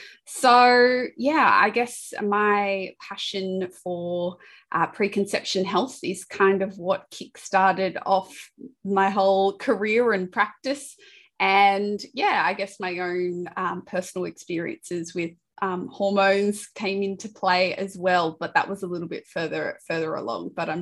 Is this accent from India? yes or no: no; Sydney, New South Wales, Australia; you can probably tell from my accent, I'm from Australia, Sydney